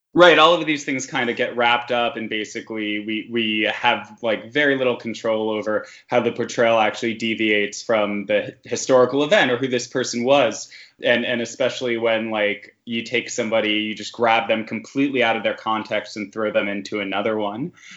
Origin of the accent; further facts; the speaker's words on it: New York City, New York, United States; I grew up in Queens, so this is territory I'm familiar